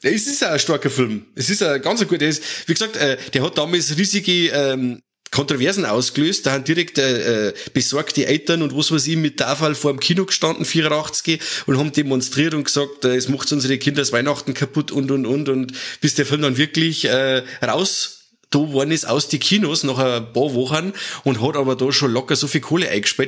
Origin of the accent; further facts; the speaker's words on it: Germany; bei uns in Deutschland